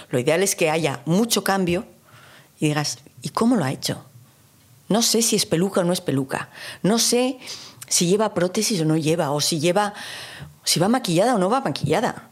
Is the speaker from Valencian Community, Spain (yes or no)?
no; Basque Country, Spain; para mí como vasca que soy